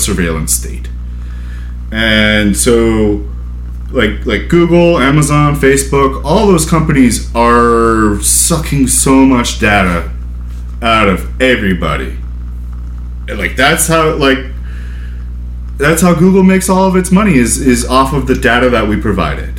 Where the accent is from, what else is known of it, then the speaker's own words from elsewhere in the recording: United States; I'm an American